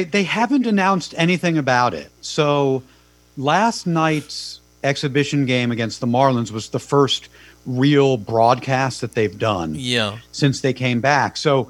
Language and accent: English; Connecticut, United States; I grew up in Connecticut